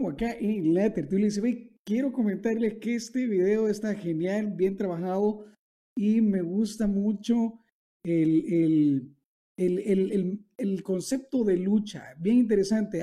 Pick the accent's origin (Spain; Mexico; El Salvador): El Salvador; en mi país, por ejemplo, en El Salvador